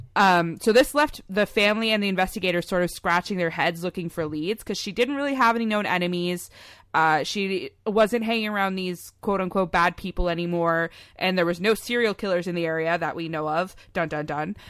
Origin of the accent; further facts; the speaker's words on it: near Oshawa, Ontario, Canada; really close to where we live slash grew up in, uh, in good old Oshawa, Ontario